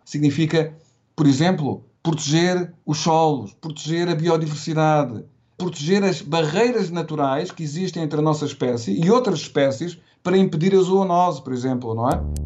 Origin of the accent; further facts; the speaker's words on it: Portugal; se eu pensar na minha infância e na minha adolescência, eu recordo-me quando em Portugal